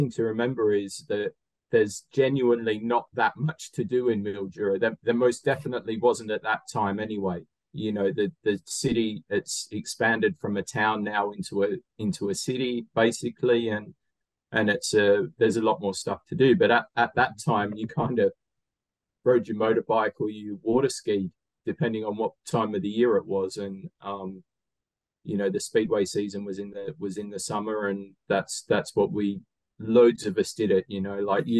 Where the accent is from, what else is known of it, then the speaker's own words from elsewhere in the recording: Bristol, South West England, United Kingdom; born there; You know, I was born when my dad was racing for Newport. I was born in Bristol because I've got two sisters, and I was born in August. So I was born in the UK.